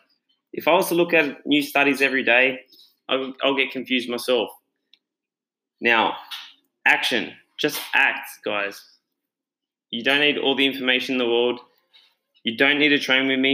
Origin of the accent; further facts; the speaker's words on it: Australia; I'm the Aussie Tony Robbins